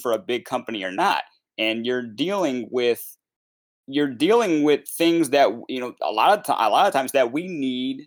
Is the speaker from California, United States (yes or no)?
no; Connecticut, United States; we're from Connecticut